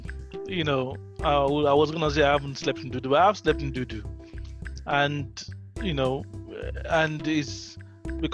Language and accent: English; London, United Kingdom; growing up in London and growing up in the streets of London and in the gang-filled streets of London